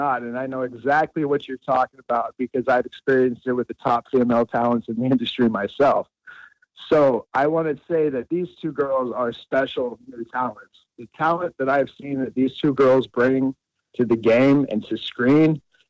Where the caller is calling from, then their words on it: Fort Lauderdale, Florida, United States; I'm calling from Fort Lauderdale, Florida.